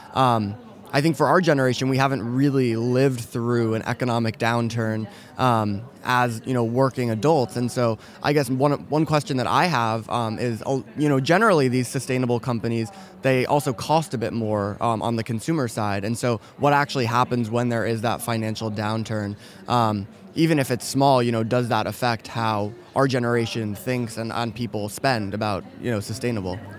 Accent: New York City, New York, United States; moved away; also born or lived in Silicon Valley; I'm from New York City originally

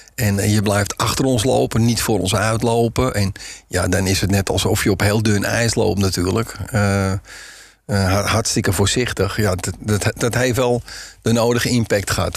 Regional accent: Zandvoort, North Holland, Netherlands; ik kom uit Zandvoort vandaan

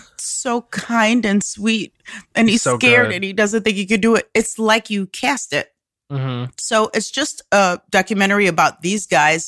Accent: Omaha, Nebraska, United States; moved away; also born or lived in Chicago / Amsterdam / Denver / Los Angeles; I grew up in Omaha, Nebraska, and then I moved to Chicago to learn how to improvise.

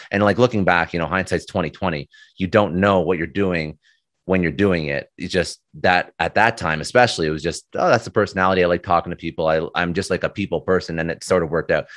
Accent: Ottawa, Ontario, Canada; moved away as an adult; now in Toronto, Canada; I'm Canadian. Um, so I was born in Toronto, spent most of my life in Ottawa, then moved back to Toronto, and then, uh, that's, that's where I'm at right now.

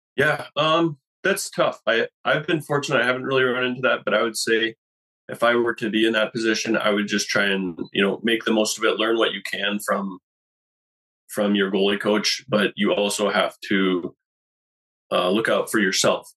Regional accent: North Pole, Alaska, United States; moved away as an adult; now in Boise, United States; I'm from Alaska. I spent uh, most of my time there up until three years ago

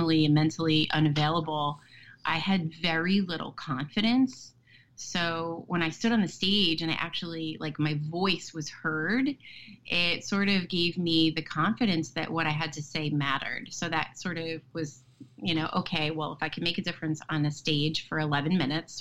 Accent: Westfield, New Jersey, United States; I live in Westfield and I was raised here. This is my hometown.

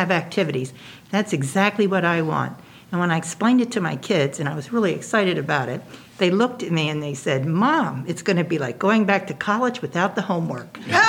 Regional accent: Baltimore, Maryland, United States; Where'd you grow up? In Baltimore.

